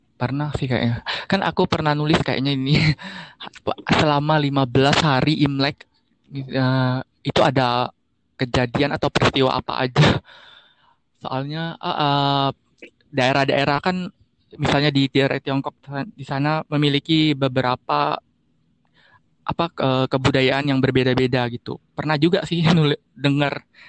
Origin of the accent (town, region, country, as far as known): Bangka Belitung Islands, Indonesia